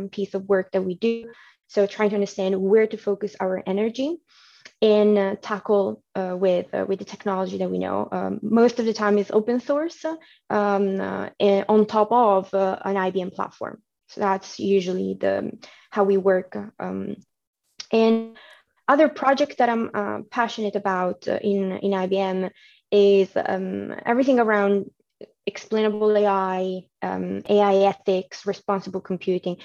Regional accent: Milan, Lombardy, Italy; moved away as an adult; now in United Kingdom; I was born and raised in Milano, so Italy.

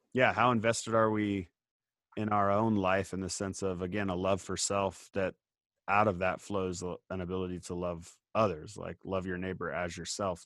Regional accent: Indiana, United States; I grew up in Indiana and like I drive past the farm that I grew up on

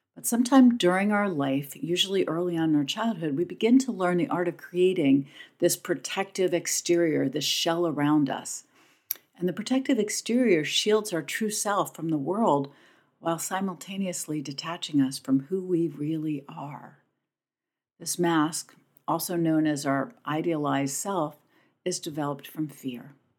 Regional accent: Pennington, New Jersey, United States; my hometown of Pennington, New Jersey

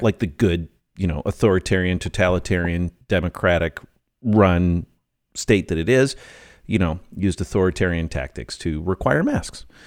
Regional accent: United States; I'm an American

